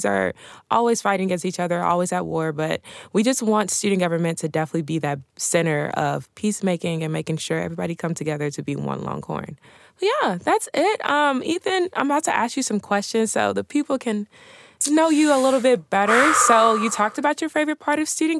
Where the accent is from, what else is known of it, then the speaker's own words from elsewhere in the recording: Dallas, Texas, United States; I'm from Dallas, Texas